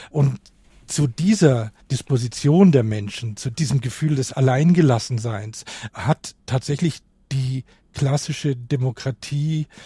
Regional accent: Kaufbeuren, Bavaria, Germany; eine kleine Stadt in Bayern.

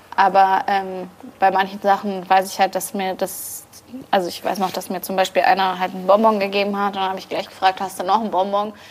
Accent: Bavaria, Germany; ich bin in Bayern geboren und ja. aufgewachsen

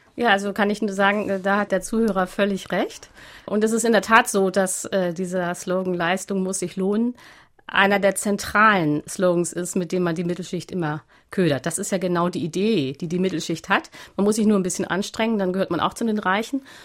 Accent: Hamburg, Germany; also born or lived in Berlin; ich bin aufgewachsen in einem Vorort in Hamburg

